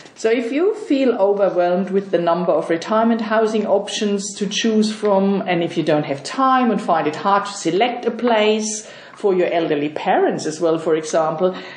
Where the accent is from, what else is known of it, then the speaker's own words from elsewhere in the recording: Germany; moved away as an adult; now in Sydney, Australia; I'm from Germany